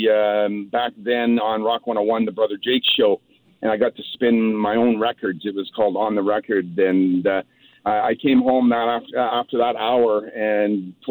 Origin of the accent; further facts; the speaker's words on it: Chilliwack, British Columbia, Canada; I grew up in Chilliwack and graduated from high school in Chilliwack.